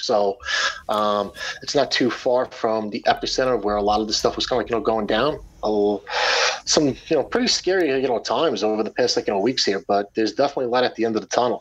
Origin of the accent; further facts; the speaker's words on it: Long Island, New York, United States; I live on Long Island. I grew up on Long Island.